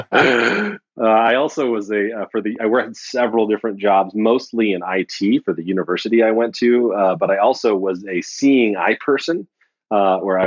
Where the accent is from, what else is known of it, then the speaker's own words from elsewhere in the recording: West Virginia, United States; moved away; I was born in West Virginia